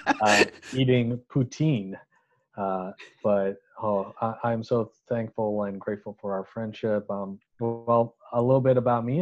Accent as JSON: {"language": "English", "town": "Chittagong", "region": "Chittagong Division", "country": "Bangladesh", "tie": "born or raised there", "said": "I got a scholarship to attend this school, which was American school in my hometown of Chittagong, Bangladesh. Um, so I grew up in that school"}